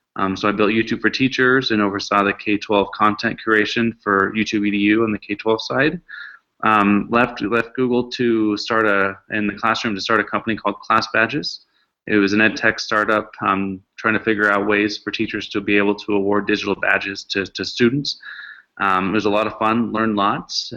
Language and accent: English; Seattle, Washington, United States; I grew up in Seattle